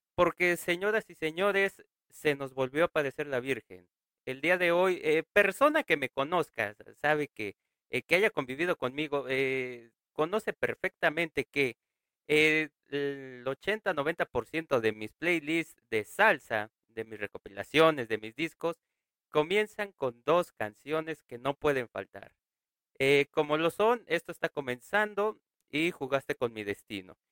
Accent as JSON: {"language": "Spanish", "country": "Mexico", "said": "aquí en México y en mi pueblo"}